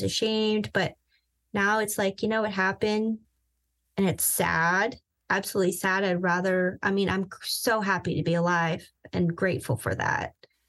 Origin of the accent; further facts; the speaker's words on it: Vienna, Virginia, United States; also born or lived in Southern California; I grew up in Southern California for half my life, and the other half, I would say, I grew up in Northern Virginia. Vienna, to be specific.